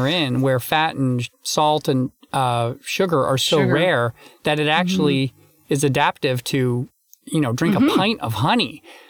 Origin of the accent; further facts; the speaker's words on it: Canada; also born or lived in United States; I'm Canadian and American, so I'm lucky enough to have two Thanksgivings.